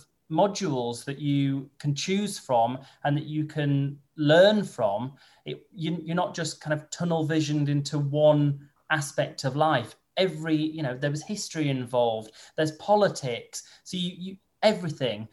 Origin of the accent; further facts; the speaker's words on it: Holmfirth, Yorkshire and the Humber, United Kingdom; moved away as an adult; also born or lived in Kent; I'm from Home Firth, which is where Last of the Summer Wine is filmed.